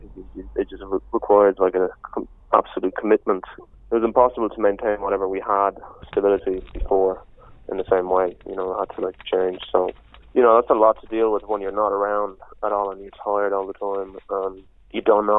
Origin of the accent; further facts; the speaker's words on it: Madrid, Community of Madrid, Spain; I grew up in Spain, in Madrid